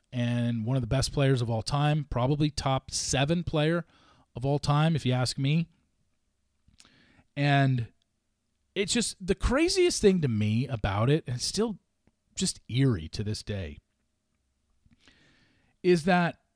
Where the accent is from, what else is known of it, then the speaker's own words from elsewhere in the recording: Los Angeles, California, United States; moved away as an adult; growing up in Los Angeles